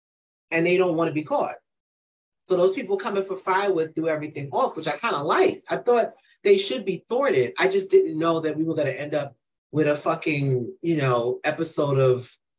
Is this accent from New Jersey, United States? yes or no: no; New York, United States; all she knows is I'm from New York.